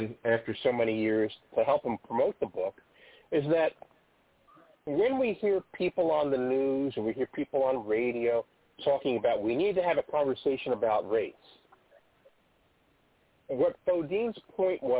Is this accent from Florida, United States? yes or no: no; Trenton, New Jersey, United States; when I was a kid growing up in Trenton